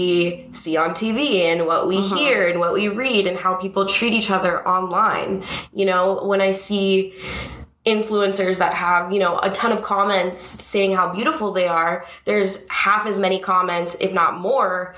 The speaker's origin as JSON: {"language": "English", "town": "Los Angeles", "region": "California", "country": "United States", "tie": "born or raised there", "said": "I grew up in Woodland Hills in the Valley, so not far from here"}